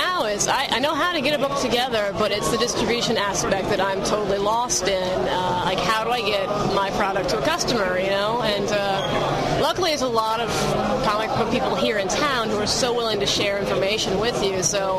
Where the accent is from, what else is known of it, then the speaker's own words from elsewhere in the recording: Baton Rouge, Louisiana, United States; moved away; I'm originally from Baton Rouge, Louisiana.